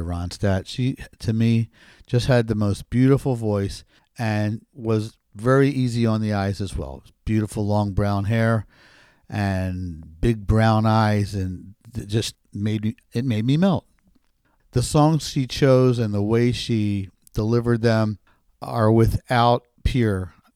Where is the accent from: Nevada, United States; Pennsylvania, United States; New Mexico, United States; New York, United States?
Pennsylvania, United States; Philadelphia; now in Norristown, United States; I grew up in Philly